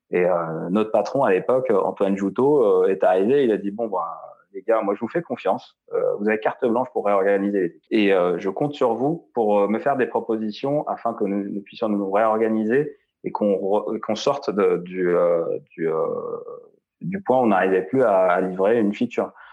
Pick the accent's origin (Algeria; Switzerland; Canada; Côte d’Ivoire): Algeria; moved away as an adult; now in France; je suis né en Algérie, j'ai grandi en Algérie euh, jusqu'à jusqu'à ce que j'empoche mon bac S.